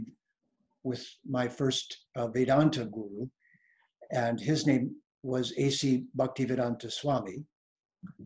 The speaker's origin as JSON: {"language": "English", "town": "Detroit", "region": "Michigan", "country": "United States", "tie": "born or raised there", "said": "I was born in Detroit, Michigan, not a city known for its philosophers"}